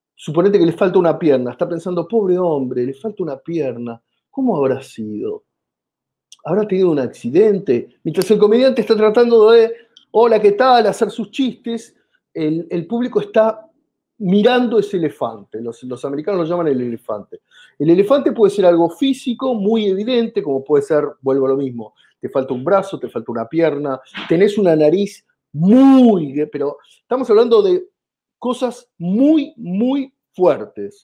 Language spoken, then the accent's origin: Spanish; Argentina; accent: Argentine; viajar a Chile con mi acento, es evidente que soy argentino